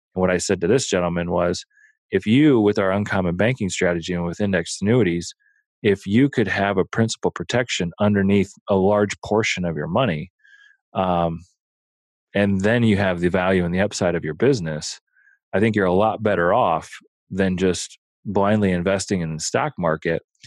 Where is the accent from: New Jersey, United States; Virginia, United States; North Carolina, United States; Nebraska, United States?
Nebraska, United States; Omaha; I grew up in Omaha